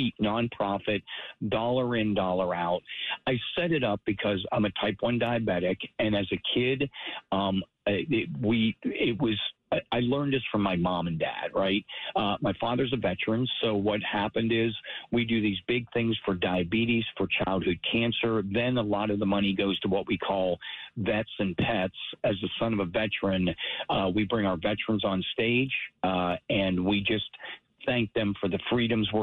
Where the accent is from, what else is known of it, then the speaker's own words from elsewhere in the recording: Pittsburgh, Pennsylvania, United States; As I grew up in Pittsburgh, right down, I was a Yinzer